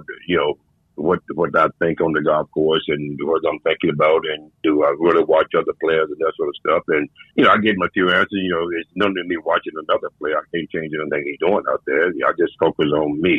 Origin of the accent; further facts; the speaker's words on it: the Carolinas, United States; I was born and raised in the Carolinas